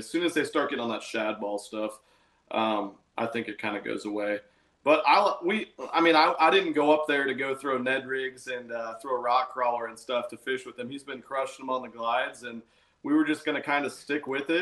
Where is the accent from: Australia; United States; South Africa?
United States; Nebraska; moved away as an adult; I'm from Nebraska. Until the last 18 months, I lived in Nebraska my entire life.